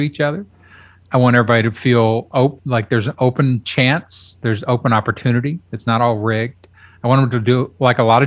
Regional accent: Kentucky, United States; now in Austin, United States; I grew up in Kentucky.

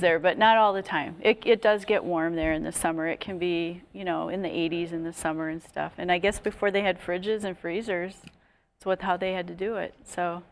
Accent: Wisconsin, United States; moved away; I'm from Wisconsin originally

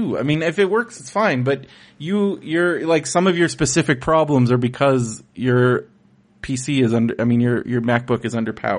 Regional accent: San Diego, California, United States; growing up in San Diego

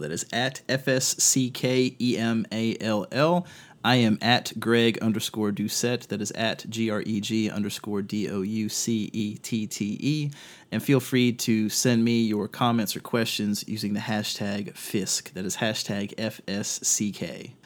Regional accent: Virginia, United States; my home state of Virginia

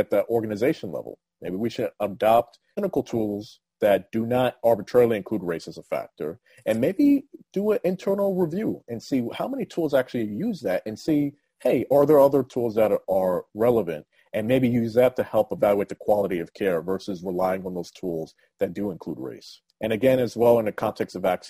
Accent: outside of Philadelphia, Pennsylvania, United States; moved away; I grew up outside of Philadelphia

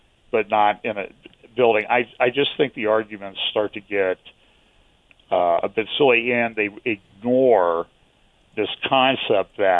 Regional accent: United States; As an American

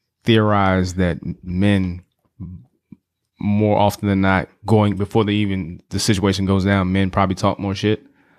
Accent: Chicago, Illinois, United States; I'm from Chicago, and you sound like ….

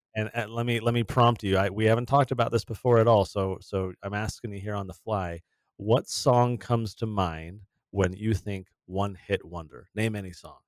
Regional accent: San Diego, California, United States; I grew up in San Diego, uh, my whole childhood was there in California

